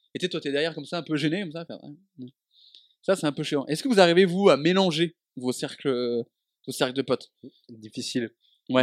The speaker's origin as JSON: {"language": "French", "town": "Dijon", "region": "Bourgogne-Franche-Comté", "country": "France", "also_born_or_lived": "Avignon / Lyon", "moved": "as an adult", "said": "quand je suis parti de Dijon pour aller à Avignon à la fac"}